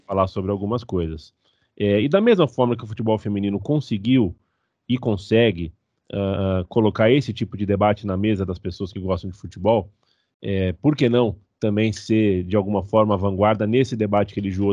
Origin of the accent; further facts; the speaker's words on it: Brazil; A gente é ocidental, a gente é brasileiro